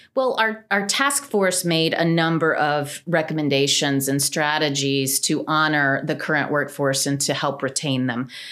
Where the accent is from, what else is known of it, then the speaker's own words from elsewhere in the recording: Cullowhee, North Carolina, United States; I grew up in Cullowhee, North Carolina